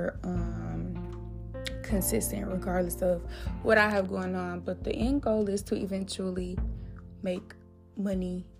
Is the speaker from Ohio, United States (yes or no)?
no; Flint, Michigan, United States; I'm from Michigan, by the way. Flint, Michigan, to be exact